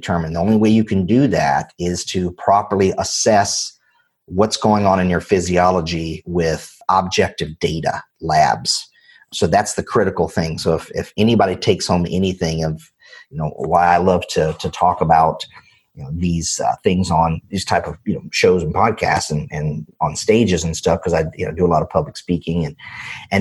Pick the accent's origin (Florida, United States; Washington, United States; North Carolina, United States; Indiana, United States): North Carolina, United States; I'm from North Carolina, right? And I grew up in a single wide trailer